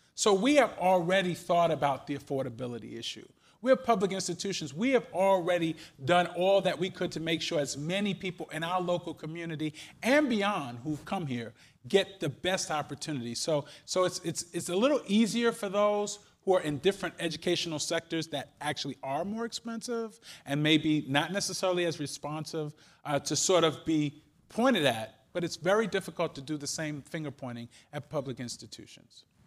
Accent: New York, United States; now in Cleveland, United States; I'm from New York

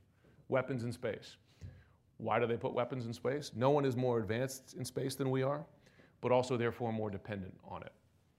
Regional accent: United States; as an American who felt that as a country, we're missing the forest for the trees

